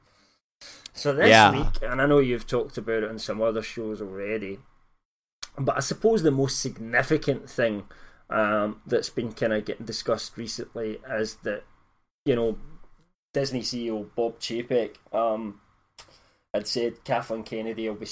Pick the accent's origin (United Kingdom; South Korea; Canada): United Kingdom; I'm British